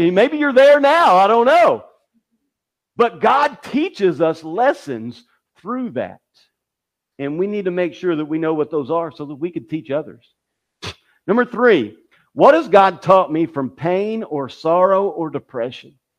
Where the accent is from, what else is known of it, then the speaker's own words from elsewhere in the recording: Kentucky, United States; my hometown to the, the World Chicken Festival that they have in, in Kentucky